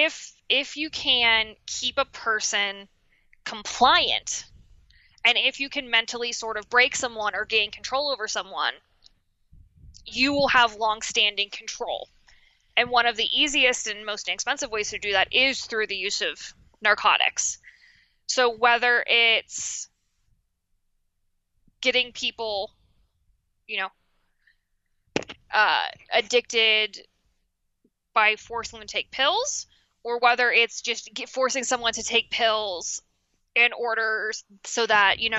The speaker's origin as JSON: {"language": "English", "town": "Washington", "region": "Pennsylvania", "country": "United States", "said": "I'm from Washington, Pennsylvania, which mm-hmm. is right outside Pittsburgh"}